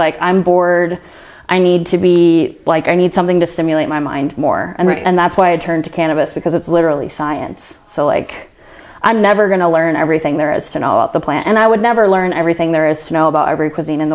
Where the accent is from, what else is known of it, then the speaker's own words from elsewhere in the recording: Jacksonville, Florida, United States; moved away as an adult; now in Las Vegas, United States; I'm from Jacksonville, Florida.